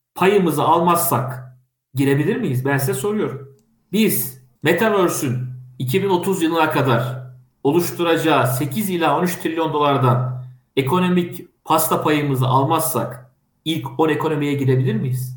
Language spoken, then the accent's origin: Turkish; Kastamonu, Turkey; Ben Kastamonluyum. Kastamonu çok güzel 19 tane ilçesi var. 1078 tane köyü var.